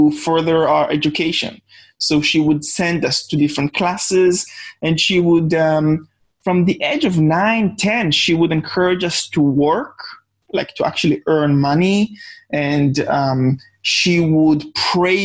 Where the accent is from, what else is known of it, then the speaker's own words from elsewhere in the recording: Jerusalem District, Israel; accent: Israeli; English is a second language; I was born in a small village on the outskirts of Jerusalem, Israel, which is where my accent is from